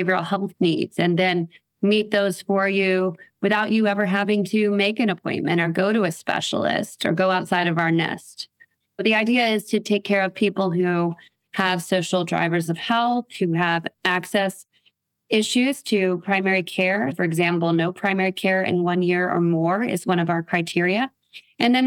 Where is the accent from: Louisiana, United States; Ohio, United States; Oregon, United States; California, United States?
Louisiana, United States; New Orleans; here in my hometown of New Orleans